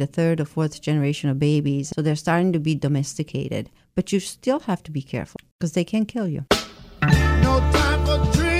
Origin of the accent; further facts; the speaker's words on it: Italy; also born or lived in Chelmsford; now in Nantucket, United States; I was born and raised in Italy, yes.